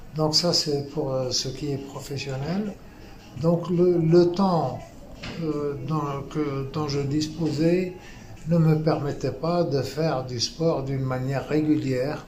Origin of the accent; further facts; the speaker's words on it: Tunisia; moved away as an adult; also born or lived in Paris, France; now in France; je suis tunisien d'origine. Euh, je suis arrivé en France pour terminer mes études.